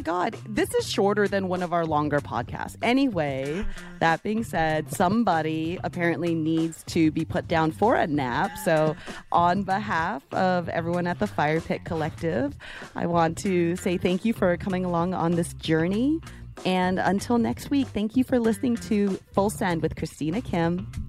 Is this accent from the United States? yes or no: yes; Bay Area, California, United States; now in Florida, United States; growing up in the Bay Area, like, my dad would, would dive for abalone